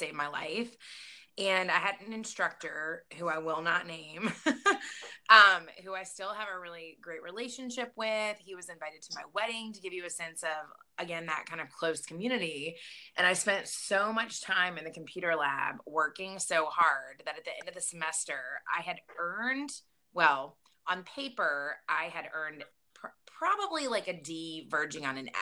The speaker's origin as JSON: {"language": "English", "town": "Lynchburg", "region": "Virginia", "country": "United States", "tie": "born or raised there", "said": "my hometown in Lynchburg, Virginia"}